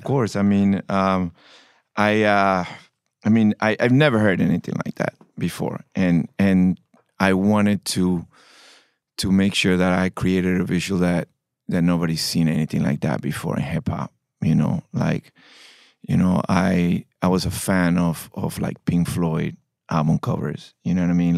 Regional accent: Panama; I'm from Panama.

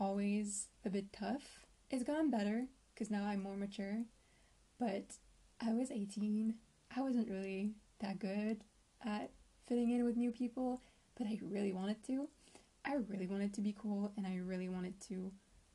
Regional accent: France; I am 22 years old and I'm from France.

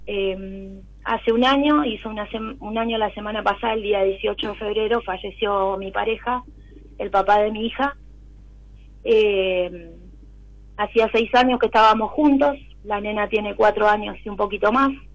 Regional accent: Buenos Aires, Argentina; Soy de Capital Federal

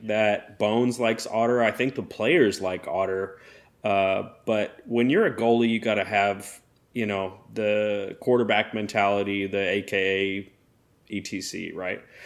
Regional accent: United States; I'm an American and my dad's Canadian

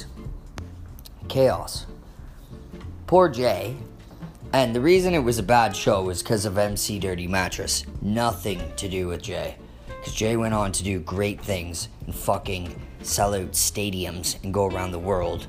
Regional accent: Stouffville, Ontario, Canada; I'm from Stouffville

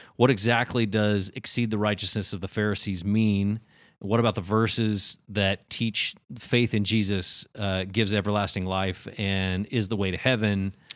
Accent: United States; we grew up in America, right? It's the United States

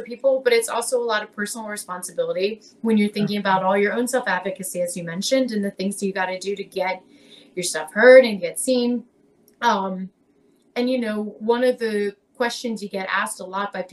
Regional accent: Lancaster, Pennsylvania, United States; moved away as an adult; now in Philadelphia, United States; I grew up in Lancaster

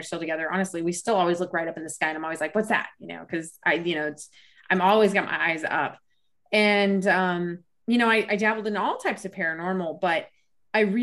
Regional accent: Rocky Mountains of Colorado, United States; I grew up in the Rocky Mountains of Colorado

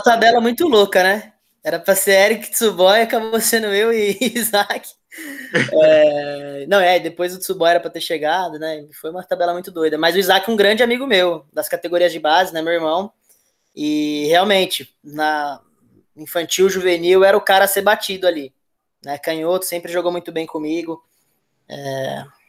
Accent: Santo André, São Paulo, Brazil; sou de Santo André, mas a minha família, ela, por parte de pai, né? Minha família, por parte da descendência japonesa, ela é de Mauá.

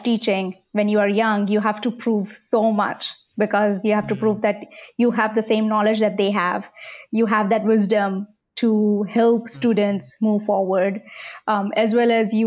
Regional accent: India; English is a second language; moved away as an adult; now in Oklahoma, United States; I was brought up in India with British English, proper grammar

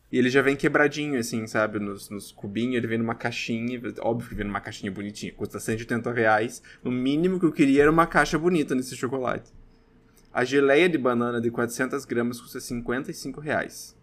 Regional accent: Brazil; sou eu brasileiro falando

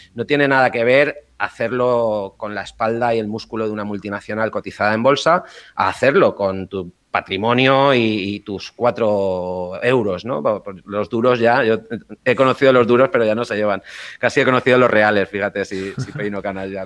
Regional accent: Valencia, Valencian Community, Spain; moved away as an adult; also born or lived in Hong Kong / Japan / Dubai / Madrid; volver a Valencia, a mi ciudad natal

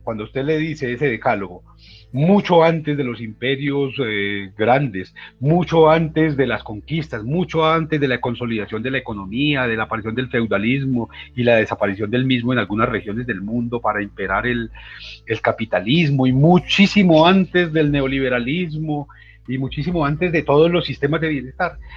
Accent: Antioquia, Colombia

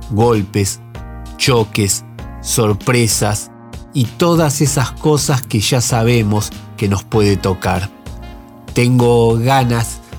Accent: Buenos Aires, Argentina; de Villa Soldati, un sobreviviente, rebelde y aventurero

